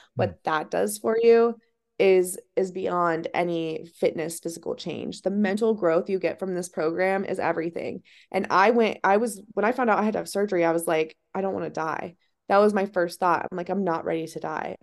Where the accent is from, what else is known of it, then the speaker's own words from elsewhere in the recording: Ohio, United States; moved away; I'm from Ohio